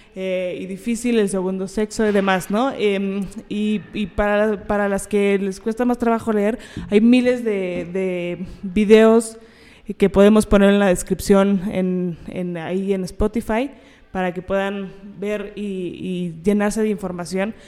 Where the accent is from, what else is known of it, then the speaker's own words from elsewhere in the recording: Mexico; lo que tenemos que ver como mujeres, como mexicanas